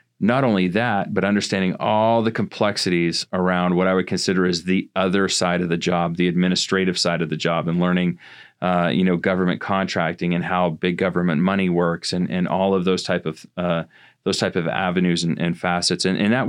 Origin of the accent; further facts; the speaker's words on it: Van Buren, Maine, United States; you know, and I grew up in Northern Maine. I actually grew up in Van Buren, as a matter of fact.